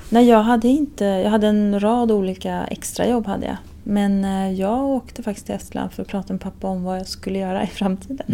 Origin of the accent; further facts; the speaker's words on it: Stockholm, Stockholm County, Sweden; Stockholm hemma. Det är fortfarande hemma.